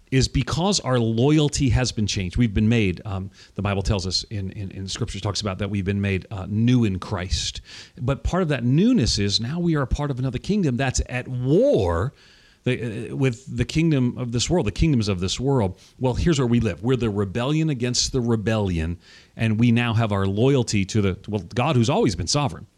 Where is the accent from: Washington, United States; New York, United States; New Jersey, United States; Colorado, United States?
New York, United States; Long Island; now in Tennessee, United States; I'm from New York, Long Island, born and reared outside of New York City, but I live in Tennessee now